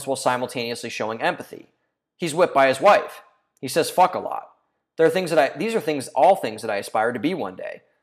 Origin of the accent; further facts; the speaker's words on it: home state of Vivek Ramaswamy, Ohio, United States; he's from my home state